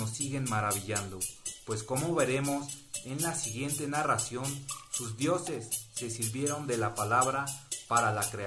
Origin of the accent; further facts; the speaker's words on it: Mexico; habla de nosotros, ¿no? Eh, de nosotros como mexicanos, habla de nuestros inicios como eh, de nuestra raíz que es la mexicana